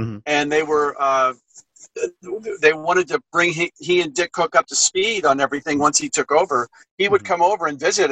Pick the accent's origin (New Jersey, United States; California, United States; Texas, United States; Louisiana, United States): California, United States; Southern; I grew up in Southern California, so I've been going there my whole life